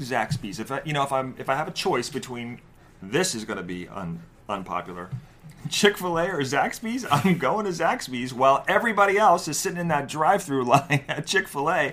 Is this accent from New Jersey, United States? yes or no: yes; New Jersey, United States; moved away; also born or lived in New York; I'm from New Jersey and New York before that, where bagels are a thing.